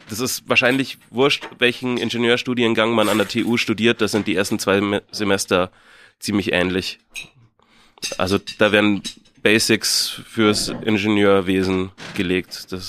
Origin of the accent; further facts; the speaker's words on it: Munich, Bavaria, Germany; ich komme aus München, aus dem Westend, also gar nicht weit weg von hier, ähm, um die Ecke. Gleich neben der Augustiner Brauerei bin ich aufgewachsen.